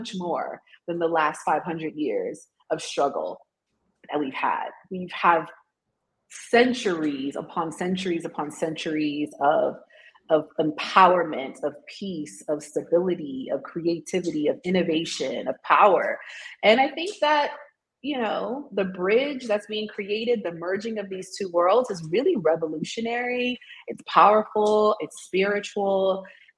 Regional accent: United States; moved away as an adult; also born or lived in Tanzania; now in South Africa; as an American

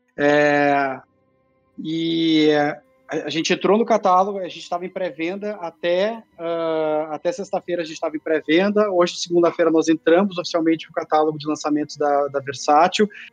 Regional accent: Porto Alegre, Rio Grande do Sul, Brazil; uma cidade do lado de Porto Alegre, onde eu cresci

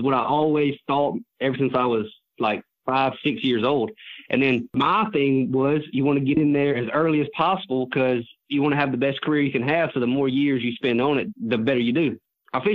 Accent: Opelika, Alabama, United States; I'm from Opelika, Alabama

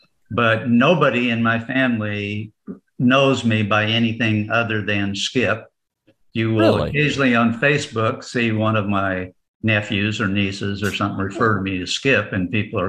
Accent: Oregon, United States; also born or lived in Colorado; I was born in Colorado. I was basically raised and I graduated from high school in Oregon. And I've lived in so many states, I couldn't mention them all.

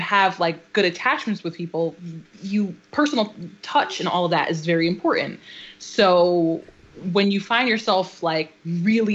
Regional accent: Waterbury, Connecticut, United States; we grew up in Waterbury

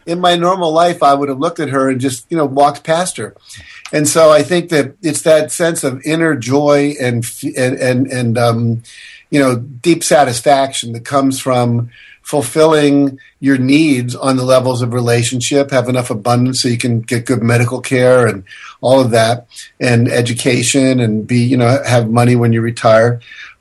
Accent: West Virginia, United States; I grew up in West Virginia, which was the 48th worst state of education in America

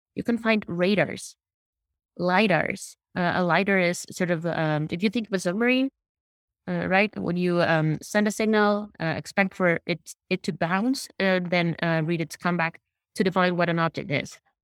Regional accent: Puebla, Mexico; my hometown has one of the, it's called Puebla.

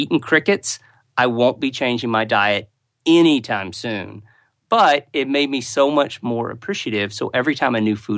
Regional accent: United States; moved away; I am an American, so even though I live outside America

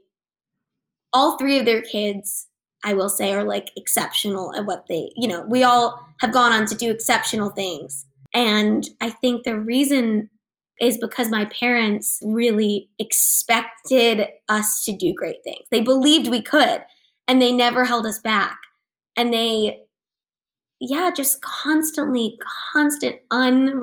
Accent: Los Angeles, California, United States; I grew up in Cheviot Hills

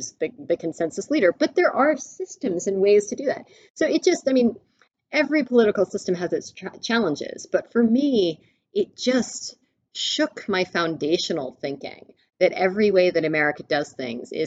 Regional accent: Mississippi, United States; I was born and raised in Mississippi

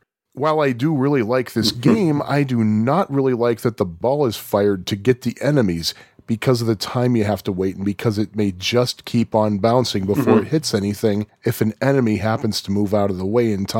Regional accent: Puerto Rico; I first played Pac-Man at timeout at my hometown in Puerto Rico.

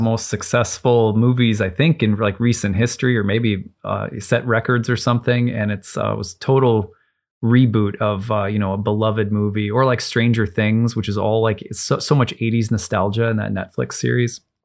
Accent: Cambridge, Minnesota, United States; I grew up in Cambridge, Minnesota

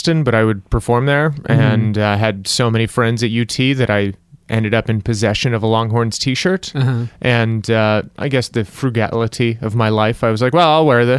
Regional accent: United Kingdom; I'm British. I don't enjoy anything.

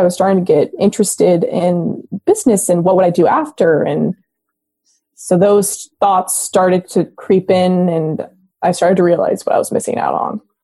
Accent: Los Gatos, California, United States; I was born in Los Gatos, California, and I grew up in the Bay Area.

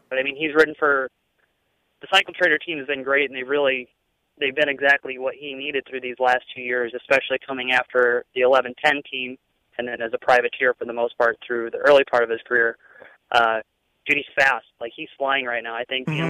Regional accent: St. Louis, Missouri, United States; moved away; I'm from St. Louis

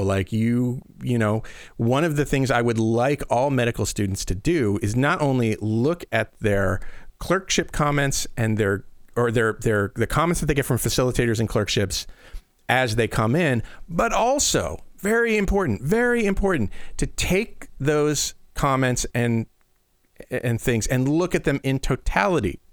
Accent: Midwestern, Iowa, United States; we're Midwestern nice and in in in Iowa

